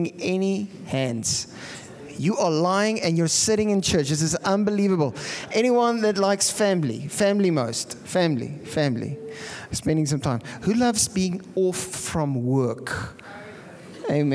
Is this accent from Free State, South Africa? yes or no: no; Pretoria, Gauteng, South Africa; now in Bloemfontein, South Africa; I come from Pretoria.